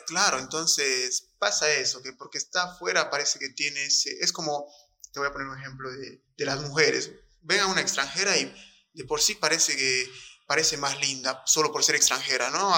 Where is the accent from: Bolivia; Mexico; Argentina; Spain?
Bolivia; soy un boliviano recontra orgulloso de haber nacido en esta tierra